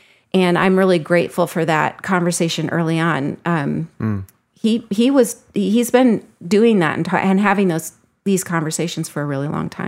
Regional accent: Springfield, United States; now in Twin Cities, United States; I've gone back to even learn about my own, where I grew up in Springfield.

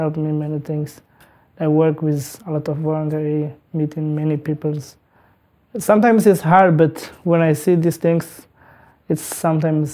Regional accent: Eritrea; English is a second language; moved away as an adult; I grew up originally in Eritrea

